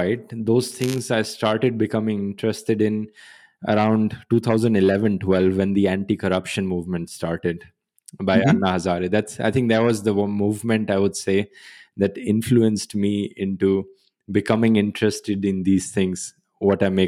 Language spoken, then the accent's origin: English; Haryana, India; moved away as an adult; also born or lived in Germany; I was born in Haryana. And I grew up there also. And until the age of 17, till I did my high school, I moved to Germany for doing my bachelor's